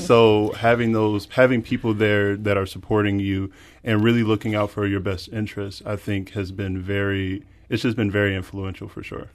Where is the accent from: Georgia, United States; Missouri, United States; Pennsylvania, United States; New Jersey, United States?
Missouri, United States; Spanish Lake; growing up in North County and Spanish Lake, and that only being about fifteen minutes away